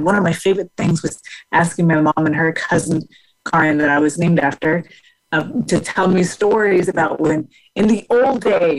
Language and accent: English; Denmark; also born or lived in Houston, United States; from there, we moved from Houston, Texas to Denmark because my mother was originally from Denmark.